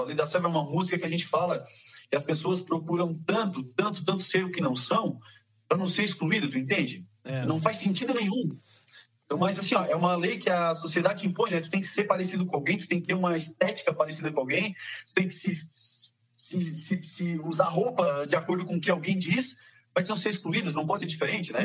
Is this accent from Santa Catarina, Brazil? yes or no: yes; south of Santa Catarina, Brazil; A gente é aqui do sul de Santa Catarina